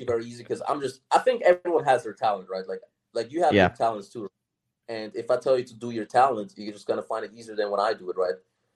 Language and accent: English; Austria; moved away as an adult; also born or lived in United States; I'm from Austria